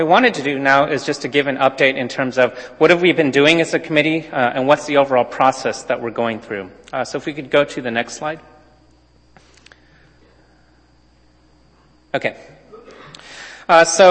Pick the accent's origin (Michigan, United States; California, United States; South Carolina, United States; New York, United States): California, United States; Southern; moved away; I grew up in Southern California